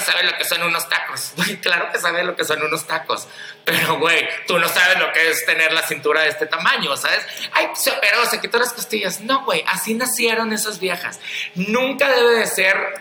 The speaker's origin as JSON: {"language": "Spanish", "town": "Culiacán", "region": "Sinaloa", "country": "Mexico", "moved": "yes", "said": "yo ahorita vengo llegando de Culiacán, Sinaloa, que de ahí soy"}